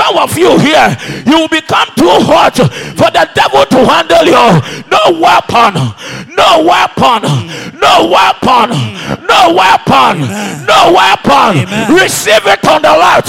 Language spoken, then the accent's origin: English; Ghana; moved away; my hometown, talk about Borahafo